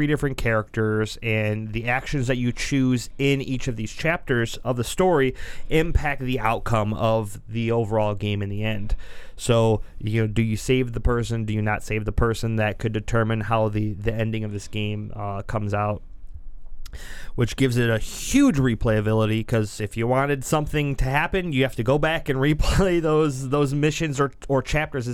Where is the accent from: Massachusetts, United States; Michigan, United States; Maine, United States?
Michigan, United States; Detroit; Growing up in Detroit